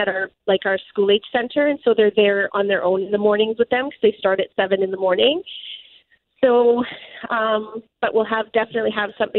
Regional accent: Dauphin, Manitoba, Canada; I grew up in Dauphin

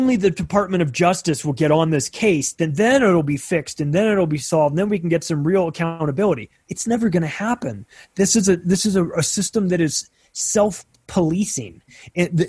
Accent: United States; I'm an American

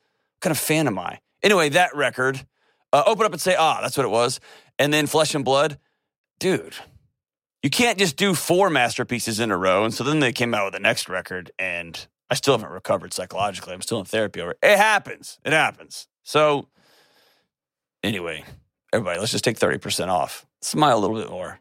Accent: Texas, United States

